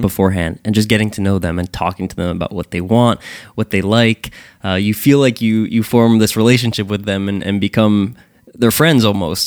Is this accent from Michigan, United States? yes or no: no; Sayreville, New Jersey, United States; I'm born and raised in Sayreville, New Jersey.